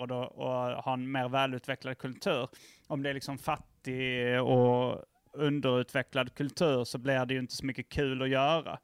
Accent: Lund, Skåne, Sweden; moved away; also born or lived in Hjärup / Malmö; Jag, jag växte upp i, i Lund och Hjärup och lite Malmö

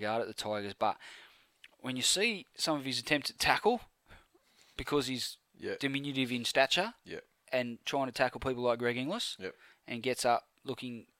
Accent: Penrith, New South Wales, Australia; I was born in Penrith Hospital

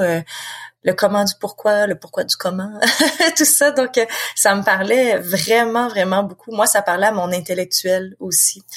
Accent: Quebec, Canada; accent: Québécois; je suis quelqu'un qui vit au Québec. De toute façon, on l'entend très bien avec mon accent

